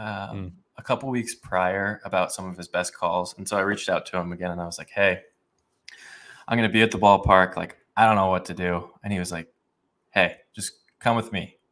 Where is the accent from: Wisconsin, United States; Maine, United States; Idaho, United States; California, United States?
Idaho, United States; Boise; I grew up in Boise, Idaho